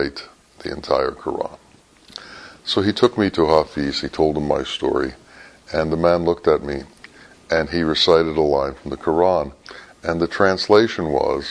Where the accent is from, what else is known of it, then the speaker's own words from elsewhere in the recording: United States; I told him I was from America